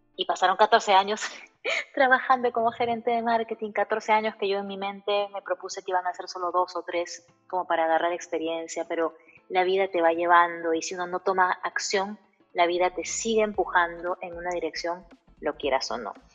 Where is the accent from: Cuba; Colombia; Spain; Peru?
Peru; also born or lived in Caracas; now in United States; en Perú, que es mi país de origen